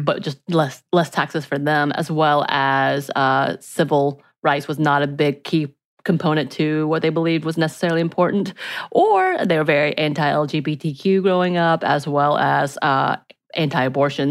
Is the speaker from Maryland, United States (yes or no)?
no; Georgia, United States; where I grew up are very red